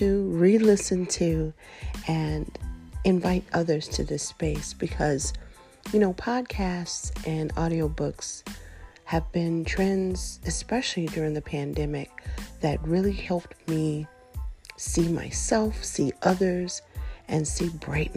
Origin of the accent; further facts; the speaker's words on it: Nashville, Tennessee, United States; I grew up in the United States, born in the city of Nashville, located in the state of Tennessee